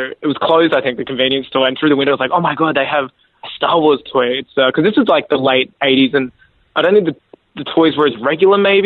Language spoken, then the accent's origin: English; Australia; I'm Australian